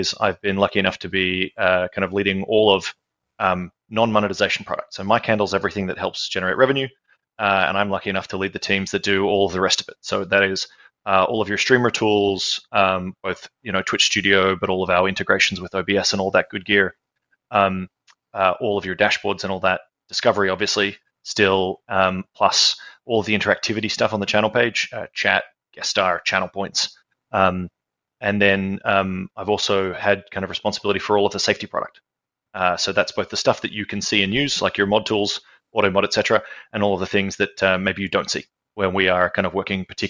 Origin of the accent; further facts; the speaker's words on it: Australia; Yes, indeed, I am